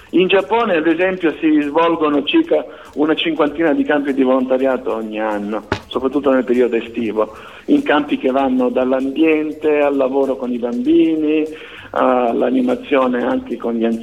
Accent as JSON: {"language": "Italian", "region": "Sicily", "country": "Italy", "said": "beh la curiosità forse pensare che vengo dalla Sicilia perché la Sicilia"}